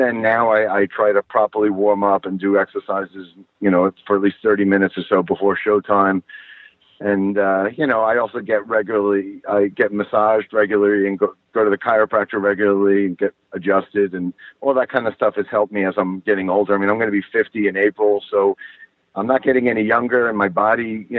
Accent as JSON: {"language": "English", "area": "Long Island", "region": "New York", "country": "United States", "tie": "born or raised there", "said": "I grew up on Long Island."}